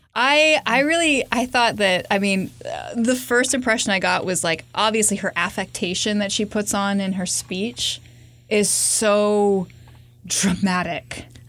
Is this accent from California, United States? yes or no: yes; California, United States; growing up in California and frequenting thrift stores